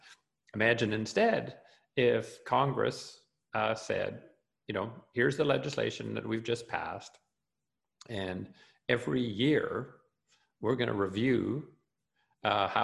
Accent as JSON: {"language": "English", "country": "Canada", "said": "I'm a Canadian"}